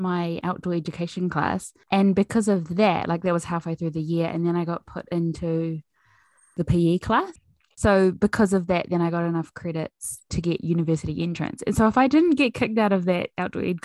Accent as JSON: {"language": "English", "town": "Pātūmāhui", "region": "Auckland", "country": "New Zealand", "tie": "born or raised there", "said": "I grew up in Pātūmāhui on a 5-acre farm where my parents still live."}